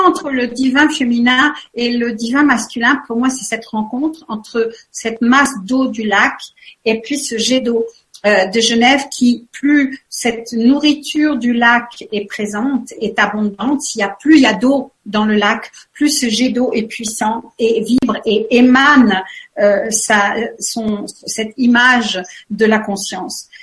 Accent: France; now in Switzerland; je suis vraiment une Française

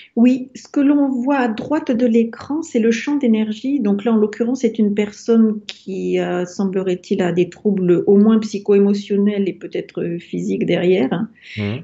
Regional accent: France

